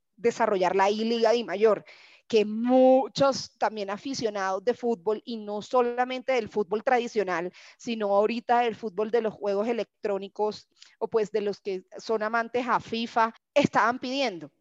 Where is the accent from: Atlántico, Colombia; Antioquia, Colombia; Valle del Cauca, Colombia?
Atlántico, Colombia; Barranquilla; soy de Barranquilla, mi familia claramente es toda hincha del junior